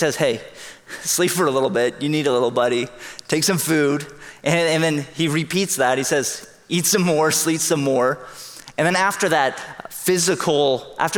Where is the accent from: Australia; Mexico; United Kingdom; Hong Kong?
Hong Kong; now in San Jose, United States; I grew up in Hong Kong. It's a big city.